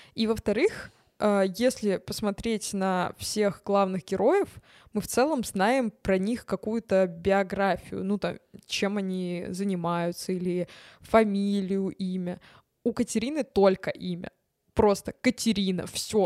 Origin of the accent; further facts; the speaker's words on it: Tver, Tver Oblast, Russia; я из Твери